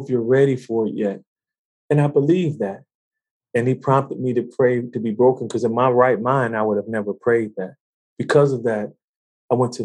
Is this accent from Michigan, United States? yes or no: yes; Detroit, Michigan, United States; I grew up in Detroit, born and raised